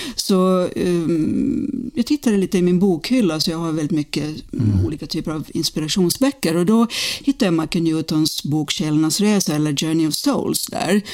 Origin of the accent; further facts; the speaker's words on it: Finland; moved away; also born or lived in United States; jag är från Finland från början